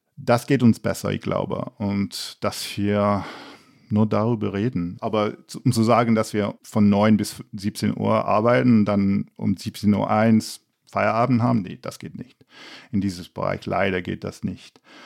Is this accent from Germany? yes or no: no; England, United Kingdom; German is a second language; moved away; als Engländer